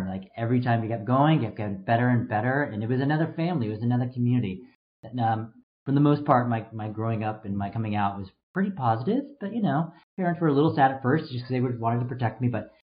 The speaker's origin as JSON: {"language": "English", "town": "Mountain View", "region": "California", "country": "United States", "tie": "born or raised there", "said": "I grew up in the Bay Area. I grew up in Mountain View, where Shoreline Amphitheater is located"}